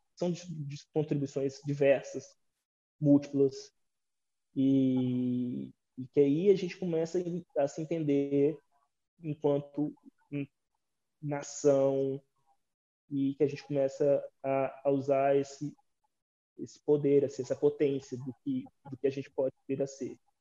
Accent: Brazil; a gente se entender enquanto brasileiros

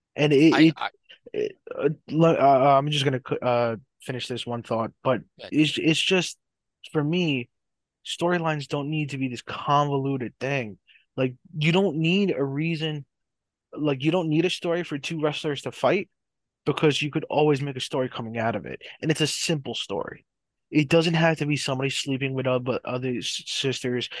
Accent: New Jersey, United States; here in my hometown.

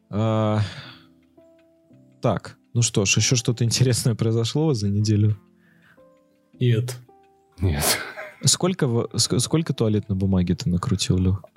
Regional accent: Saint Petersburg, Russia; Я тоже из Санкт-Петербурга.

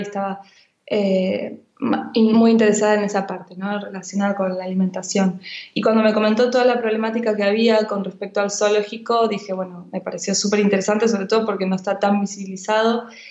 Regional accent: Buenos Aires, Argentina; now in Barcelona, Spain; estoy aquí en, en Barcelona, pero he nacido en Buenos Aires

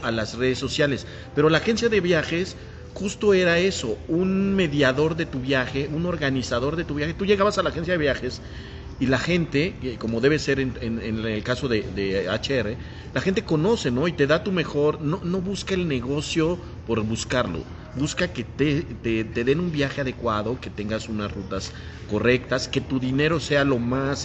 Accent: Puebla, Mexico; los que somos de Puebla de siempre

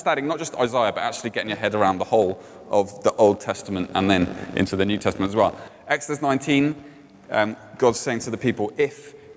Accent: Cardiff, Wales, United Kingdom; in Cardiff, where I grew up.

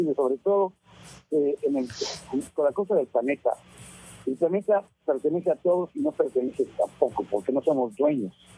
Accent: Mexico; now in United States; yo soy mexicano, aunque vivo acá en Estados Unidos hace muchos años

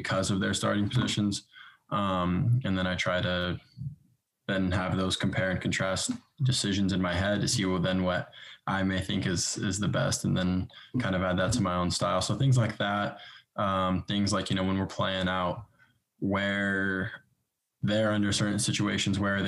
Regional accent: Bakersfield, California, United States; moved away as an adult; also born or lived in Los Angeles, United States / England; now in Kansas City, United States; Started off in Bakersfield

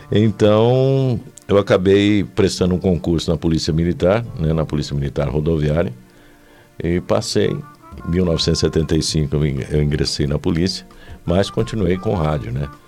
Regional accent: Águas da Prata, São Paulo, Brazil; moved away as an adult; also born or lived in São João da Boa Vista; vinha de Águas da Prata até a rádio, que era na Praça Rock Fiore na época.

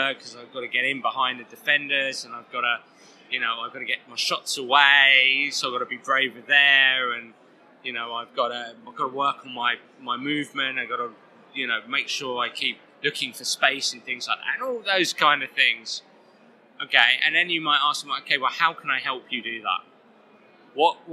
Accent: England, United Kingdom; I'm an Englishman

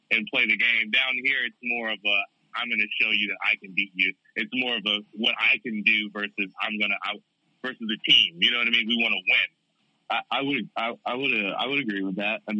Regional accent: Chicago, Illinois, United States; moved away; because I'm from Chicago

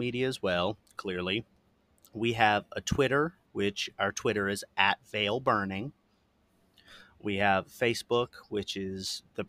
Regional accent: Florida, United States; That is my home state

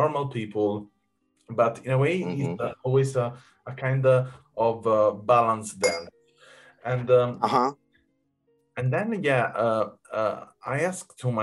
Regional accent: Naples, Campania, Italy; I come from Naples

